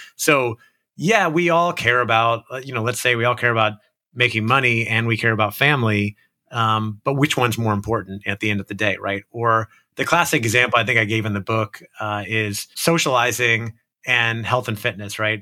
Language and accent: English; Orlando, Florida, United States; I grew up in Orlando, Florida